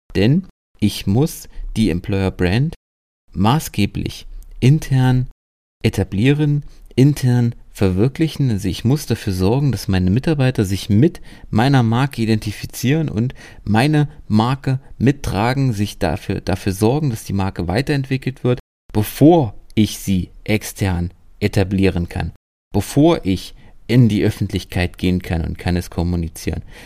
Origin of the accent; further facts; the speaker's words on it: Germany; bei uns in Deutschland